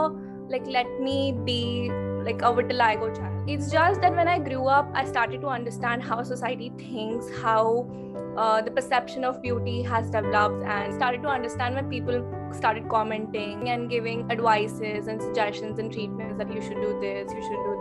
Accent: Raipur, Chhattisgarh, India; moved away as an adult; also born or lived in Mumbai; now in London, United Kingdom; I was born and brought up in Raipur, Chhattisgarh

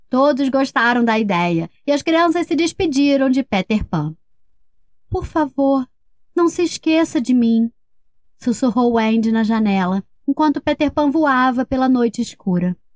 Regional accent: Nova Friburgo, Rio de Janeiro, Brazil; Eu tenho sete anos. Sou de Nova Friburgo, Rio de Janeiro.

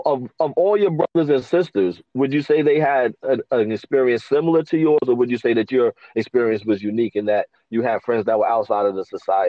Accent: New York City, New York, United States; I grew up in New York City.

